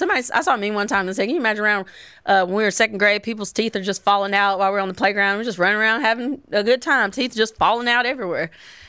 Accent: Tennessee, United States; but I grew up in Tennessee

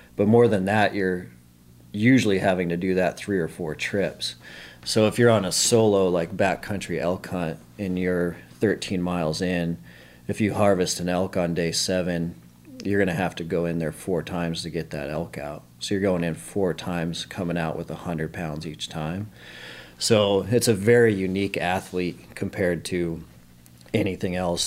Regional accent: Billings, Montana, United States; Born and raised in Montana.

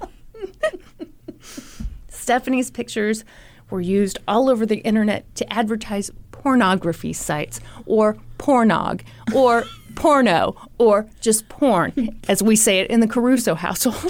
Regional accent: the Bible Belt, United States; the two of us growing up in the Bible Belt

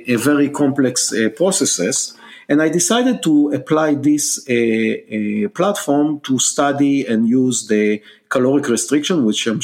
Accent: Israel; English is a second language; moved away as an adult; now in United States; you can hear from my accent that I'm not a Native American. I was born and raised in Israel

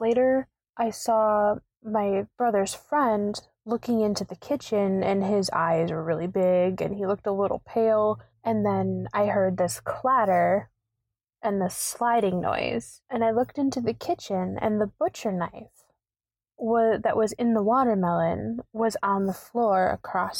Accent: Wisconsin, United States; I am from Wisconsin

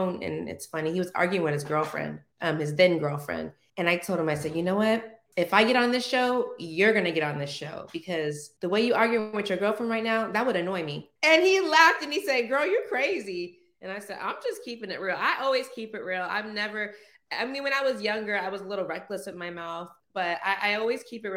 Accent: Orange County, California, United States; I'm born and raised in Orange County, California.

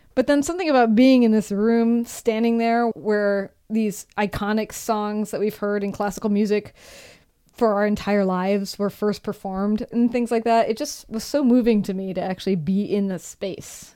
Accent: Brainerd, Minnesota, United States; my hometown of Brainerd, Minnesota

